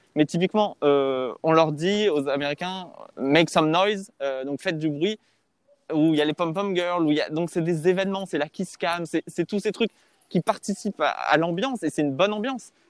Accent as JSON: {"language": "French", "town": "Paris", "region": "Île-de-France", "country": "France", "tie": "born or raised there", "also_born_or_lived": "Los Angeles, United States", "said": "Je suis né à Paris"}